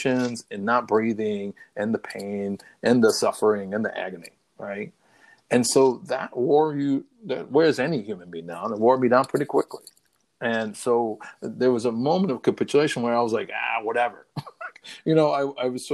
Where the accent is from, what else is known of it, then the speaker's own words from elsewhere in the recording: New York City, New York, United States; I'm a guy from the South Bronx